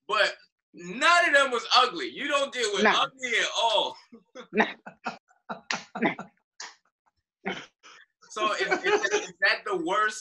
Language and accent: English; New York City, New York, United States; I grew up in Brooklyn